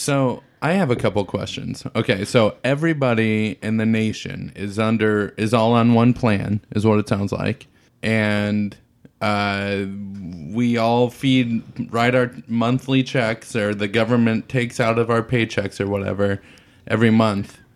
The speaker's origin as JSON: {"language": "English", "country": "United States", "said": "as an American"}